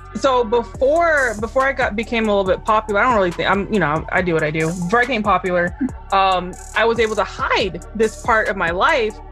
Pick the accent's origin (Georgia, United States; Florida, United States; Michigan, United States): Florida, United States; also born or lived in New Jersey; I was born in New Jersey, raised in Florida